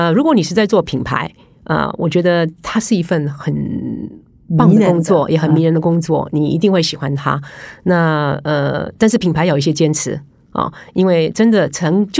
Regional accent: Taiwan; 因为毕竟我是台湾人，可是我常年在法商工作。

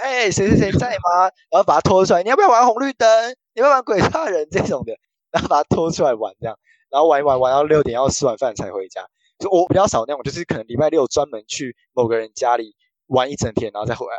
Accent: Taoyuan, Taiwan; also born or lived in Taichung; 我是土生土长的台湾人

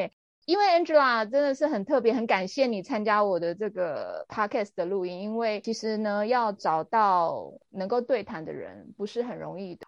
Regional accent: Taiwan; also born or lived in London; 我们台湾人

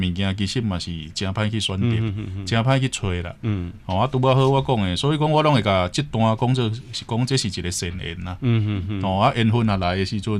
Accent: Taiwan; 我们台湾人

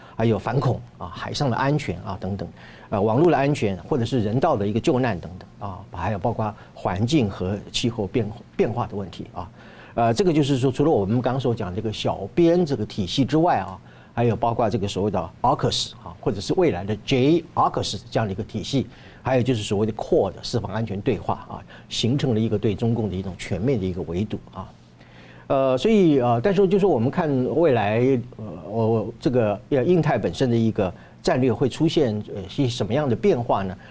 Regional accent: Taiwan; 我们台湾人应该要怎么样如何看待自己的台湾

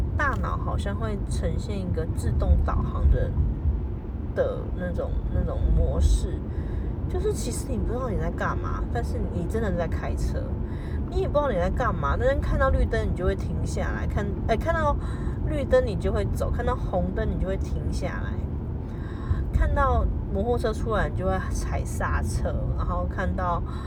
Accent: New Taipei, Taiwan; moved away as an adult; now in Zhongli, Taiwan; 我们住在小时候住在台北市，长大住在新北市

